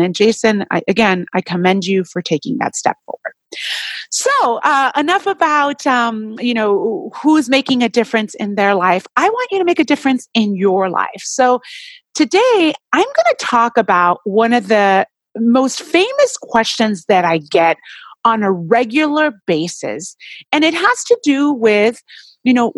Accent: Puerto Rico; now in Southern California, United States; I'm originally from Puerto Rico, island

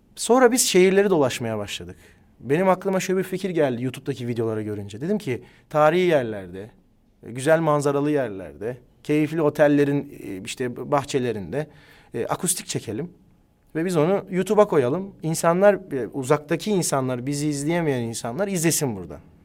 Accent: Ankara, Turkey; Biz Ankara'da doğduk, büyüdük

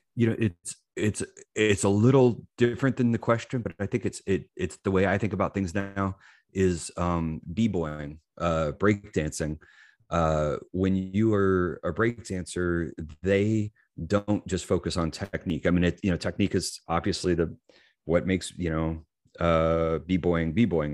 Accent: Lewisburg, Tennessee, United States; I'm from Lewisburg, Tennessee, which is a small town in Tennessee, uh, hour south of Nashville.

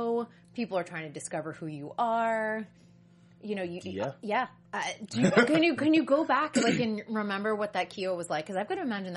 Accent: East Coast, United States; moved away as an adult; also born or lived in New York City; now in Los Angeles, United States; I'm from the East Coast, and people do talk to each other a little bit more. I came from New York City directly

